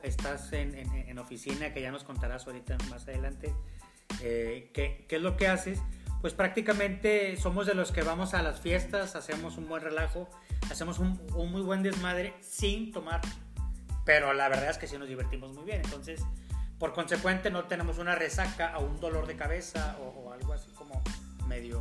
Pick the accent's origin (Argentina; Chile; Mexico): Mexico; Monterrey, Nuevo León; nosotros como, regios